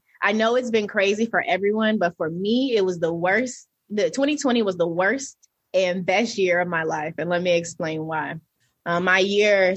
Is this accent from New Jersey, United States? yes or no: yes; New Jersey, United States; now in Atlanta, United States; I'm originally from New Jersey